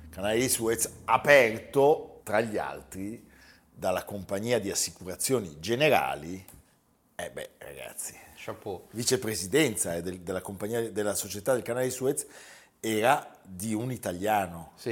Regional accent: Modena, Emilia-Romagna, Italy; Sono modenese.

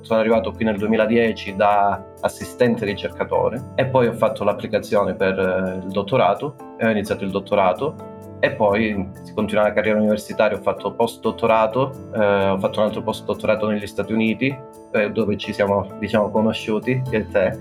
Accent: Calabria, Italy; moved away as an adult; also born or lived in Bologna / Florence; now in Copenhagen, Denmark; Sono calabrese. Quindi sì, diciamo che io già a 18 anni sono andato via da Calabria

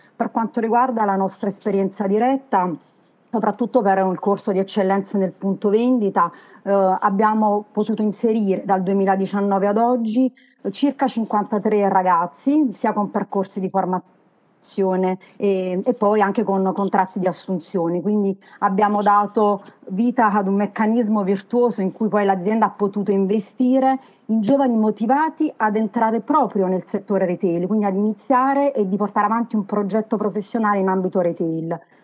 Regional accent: Naples, Campania, Italy; accent: Neapolitan (partenopeo); ha un DNA tutto partenopeo, si sente anche dal mio accento

